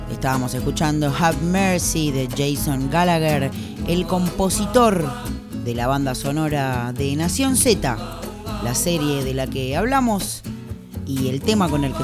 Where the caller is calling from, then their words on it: Lanús, Buenos Aires Province, Argentina; Hola, tiro al aire.